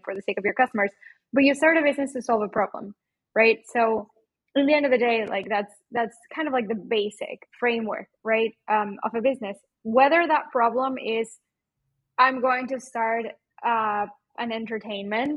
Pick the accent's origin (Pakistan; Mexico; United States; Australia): Mexico; accent: Mexican; now in Portugal; my Mexican accent